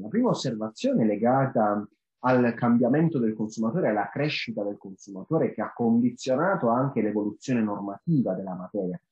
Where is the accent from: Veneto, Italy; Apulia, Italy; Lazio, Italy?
Apulia, Italy; io sono pugliese